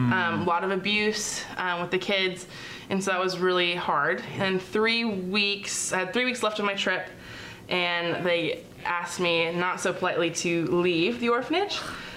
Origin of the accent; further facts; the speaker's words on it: Lake Stevens, Washington, United States; I'm from Lake Stevens, Washington.